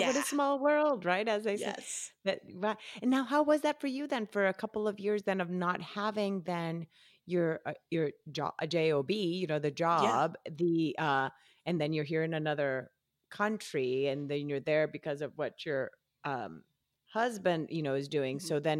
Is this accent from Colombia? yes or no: yes; Colombia; now in United States; even though I moved here from Colombia, I knew English all my life.